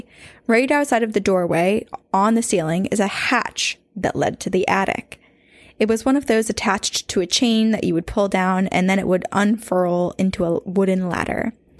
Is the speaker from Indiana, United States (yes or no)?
yes; Indiana, United States; I started listening to your podcast on a 4-hour-long bus ride from Chicago to my hometown in the middle of nowhere, Indiana.